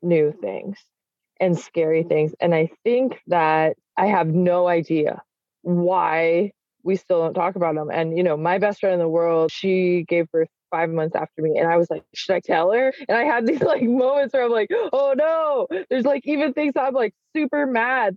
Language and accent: English; Salt Lake City, Utah, United States; now in Washington, United States; I grew up in Salt Lake City where there are large families